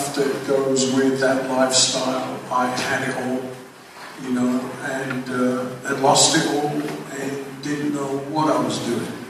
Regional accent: London, United Kingdom; moved away; also born or lived in Van Nuys, California; I grew up in England, as you most probably tell by the accent, that's where it comes from.

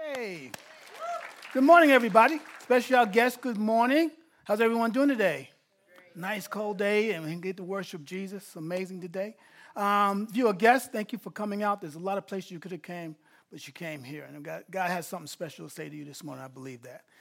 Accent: New York, United States; I'm not from L A, I'm from New York

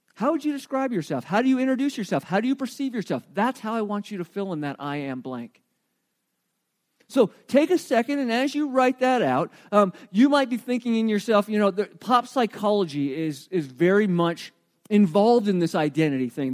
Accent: Arizona, United States; now in New Mexico, United States; I grew up in Arizona where there was no such thing as fall.

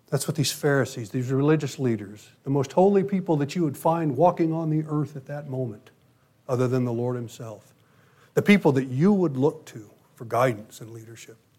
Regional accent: United States; my U.S. citizenship.

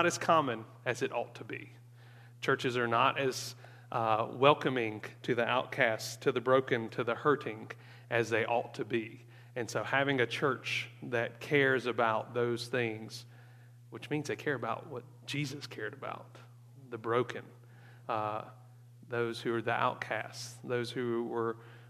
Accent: Mississippi, United States; Born and raised in Mississippi, grew up in the shadow of my grandfather

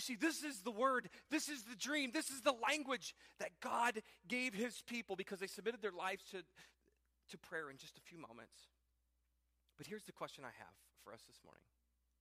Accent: Piqua, Ohio, United States; my hometown, this small town, Piqua, Ohio

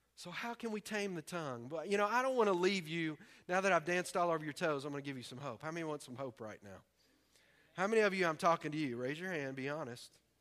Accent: the South, United States; we're from the South

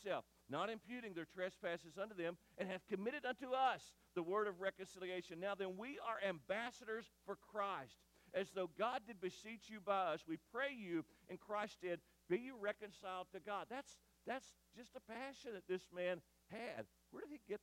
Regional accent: Eddyville, Kentucky, United States; I grew up near Kentucky State Penitentiary in Eddyville

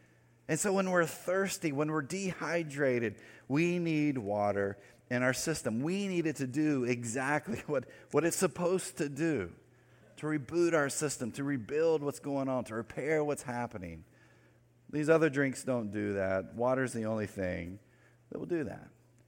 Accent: North Carolina, United States; Especially if you're from the area I grew up in North Carolina, the western part

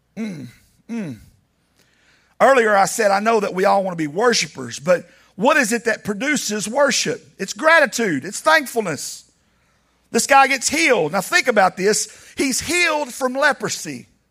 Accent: Laredo, Texas, United States; I was born in Laredo

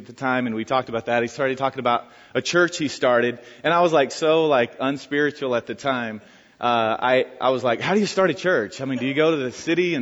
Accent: Tabor City, North Carolina, United States; moved away as an adult; I'm originally from North Carolina, Tabor City, North Carolina, to be exact, population 2,700

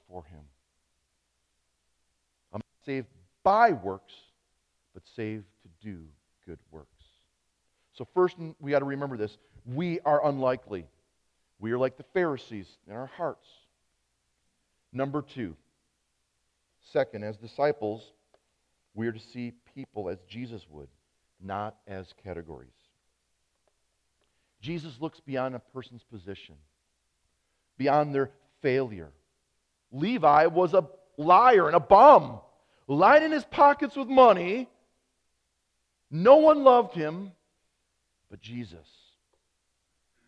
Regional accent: United States; as an American Christian, not just as a pastor

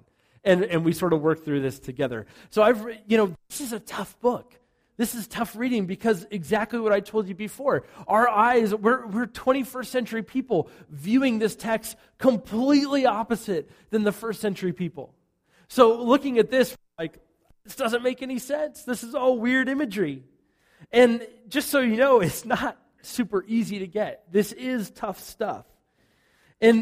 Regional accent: United States; I'm an American in the church.

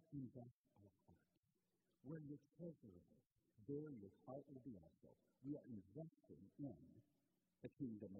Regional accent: Portland, Indiana, United States; moved away as an adult; also born or lived in Maryland; now in Michigan, United States; I grew up in Portland, Indiana, and I've told some stories along the way of growing up in Indiana.

